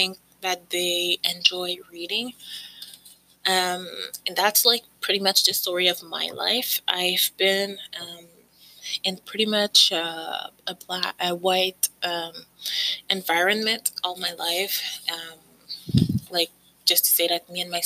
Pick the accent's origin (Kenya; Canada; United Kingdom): Canada; I've lived basically all my life in Canada. I came here when I was 2 years old with my parents. And so I don't remember anything other than Canada